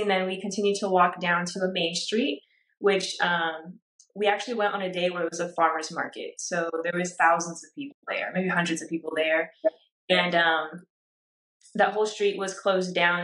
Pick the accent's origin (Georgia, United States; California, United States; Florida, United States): California, United States; Orange County; I grew up in Orange County, California